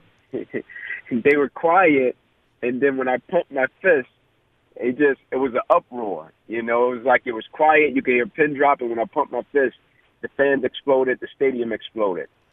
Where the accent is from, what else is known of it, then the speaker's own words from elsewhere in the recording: Atlanta, Georgia, United States; growing up in the Kirkwood community